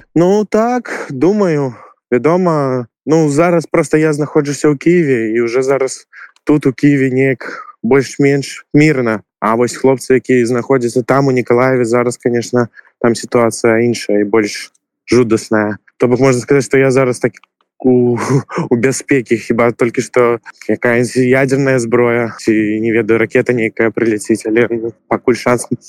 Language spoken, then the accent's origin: Belarusian; Belarus; moved away as an adult; now in Kyiv, Ukraine; я беларус что мы беларусы